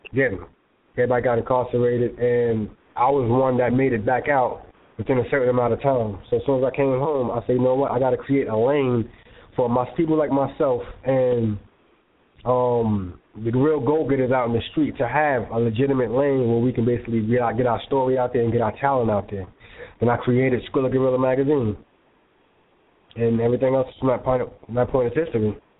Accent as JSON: {"language": "English", "town": "New York City", "region": "New York", "country": "United States", "tie": "born or raised there", "said": "I grew up in the South Bronx"}